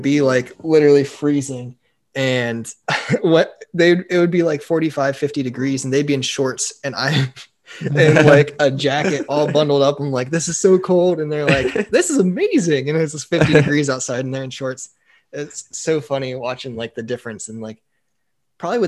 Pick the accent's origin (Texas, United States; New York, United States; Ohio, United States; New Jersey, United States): Ohio, United States; moved away; growing up in Ohio